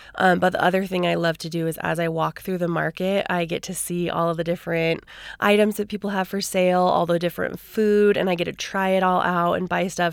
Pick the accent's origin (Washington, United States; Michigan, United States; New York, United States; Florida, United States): Washington, United States; Seattle; also born or lived in Idaho; now in Idaho Falls, United States; I'm originally from Seattle